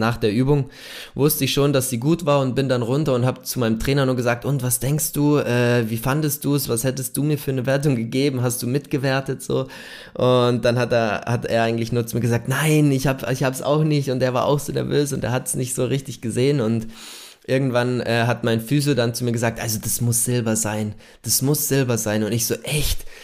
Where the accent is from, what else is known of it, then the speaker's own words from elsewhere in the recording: near Munich, Bavaria, Germany; Ich bin gebürtig äh, aus der Nähe von München